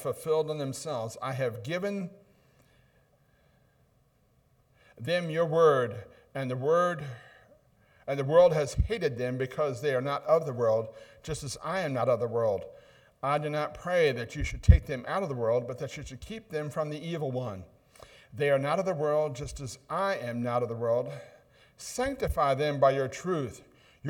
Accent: Ohio, United States; accent: northern; moved away; also born or lived in Buffalo, New York; I'm one of those northern guys. That's why I don't talk like you all do. I'm from Ohio

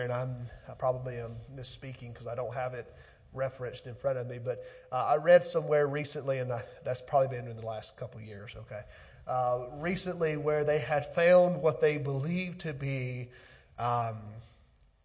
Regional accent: Pontotoc, Mississippi, United States; back in my hometown, South Pontotoc School

